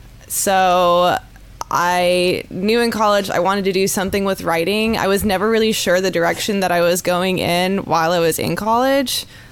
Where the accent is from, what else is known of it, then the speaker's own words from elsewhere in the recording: Fort Stewart, Georgia, United States; born there; So I was born on Fort Stewart. My dad was in the Army.